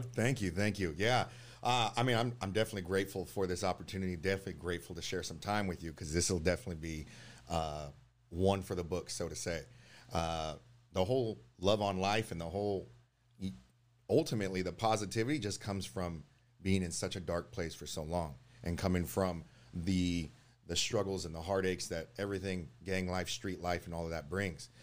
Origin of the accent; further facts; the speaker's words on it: Oakland, California, United States; also born or lived in Hayward; I was born in Oakland, uh, January fifteenth, nineteen eighty-nine